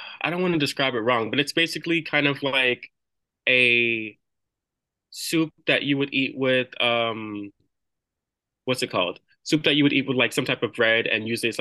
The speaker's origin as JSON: {"language": "English", "town": "New York City", "region": "New York", "country": "United States", "tie": "born or raised there", "said": "I have roots from Flushing, Queens. That's where I grew up for most of my childhood"}